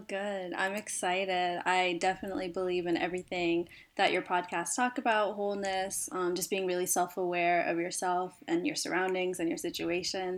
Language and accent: English; Cincinnati, Ohio, United States; born and raised in Cincinnati, Ohio